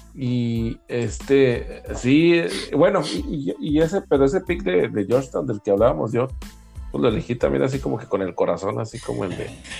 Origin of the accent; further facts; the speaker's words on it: Chihuahua, Mexico; los que somos los, de Chihuahua que lo vimos jugar allá